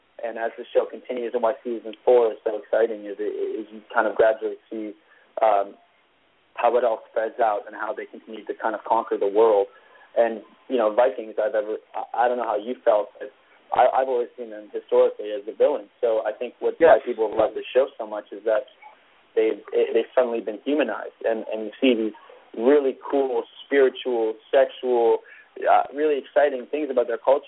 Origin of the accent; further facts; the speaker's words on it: Vancouver, British Columbia, Canada; I'm from Vancouver, Canada